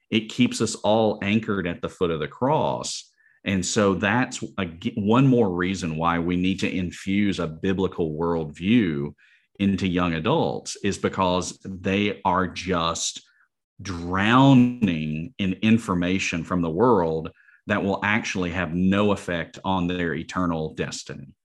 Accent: Alabama, United States; the University of Alabama, uh, my home state

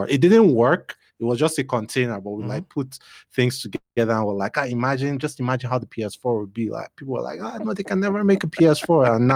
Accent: Benin City, Edo, Nigeria; And you know, plus we're from Benin, so my dad has a house there. So you know, we always go back home every now and again.

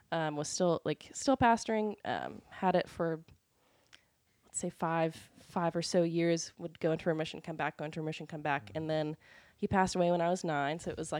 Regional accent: Decatur, Illinois, United States; born there; So I was born in Decatur, Illinois, but both of my parents are from Alabama.

